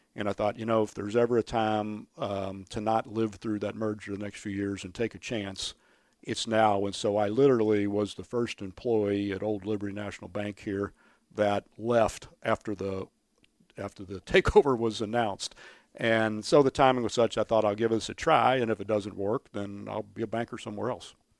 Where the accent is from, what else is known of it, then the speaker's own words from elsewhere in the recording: Louisville, Kentucky, United States; I grew up running around Cardinal Stadium, going to U of L football games since I was a, a, a little kid